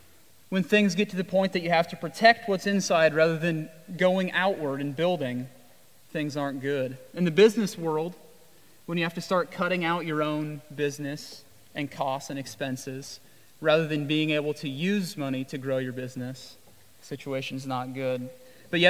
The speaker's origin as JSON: {"language": "English", "region": "Midwest", "country": "United States", "said": "I've sheared a sheep in my life, and I come from the Midwest"}